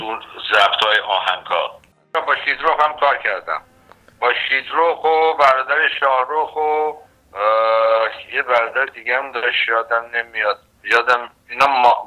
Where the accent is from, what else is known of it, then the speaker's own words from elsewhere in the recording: Iran; moved away as an adult; also born or lived in Los Angeles; now in Canada; من سال 1981 از ایران